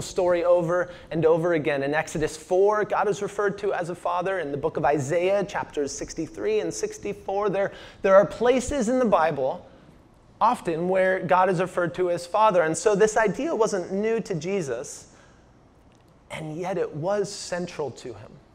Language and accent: English; Washington, United States; moved away; also born or lived in Phoenix, Arizona; I'm from Washington State